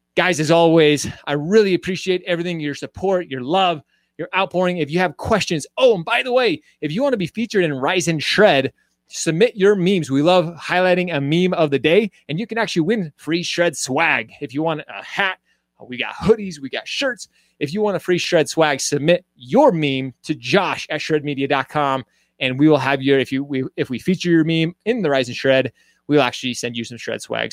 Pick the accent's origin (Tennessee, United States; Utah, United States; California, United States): Utah, United States; also born or lived in Royal Oak, Michigan; I call myself from Utah. I moved here when I was a little kid, but I was born in Michigan.